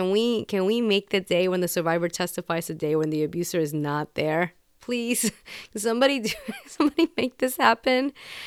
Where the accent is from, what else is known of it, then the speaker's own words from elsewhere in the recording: Puerto Rico; Growing up in Puerto Rico, I, especially as a kid, like when I was living there, you would hear stories.